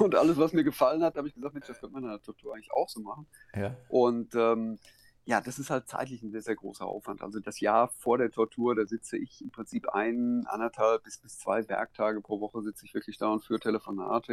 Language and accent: German; Hagen, North Rhine-Westphalia, Germany; moved away as an adult; now in Switzerland; ich habe 45 Jahre 46 Jahre, in, äh, in Hagen gewohnt, direkt an der Ruhr